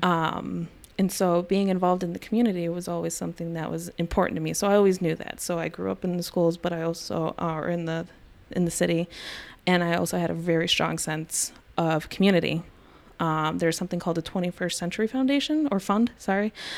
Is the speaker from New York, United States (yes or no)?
yes; Buffalo, New York, United States; I grew up in the city of Buffalo. Um, I am mostly a West Side girl myself